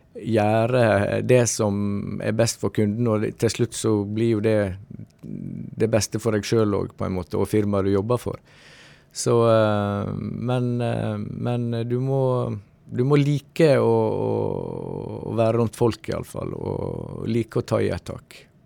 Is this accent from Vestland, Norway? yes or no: yes; Stryn, Vestland, Norway; also born or lived in Oslo / Elverum / Sogndal / Iceland; da flytta jeg hjem igjen til Stryn